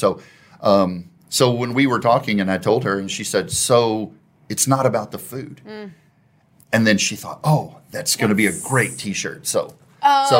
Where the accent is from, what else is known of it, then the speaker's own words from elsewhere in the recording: Waxahachie, Texas, United States; now in Plano, United States; I was born in Waxahachie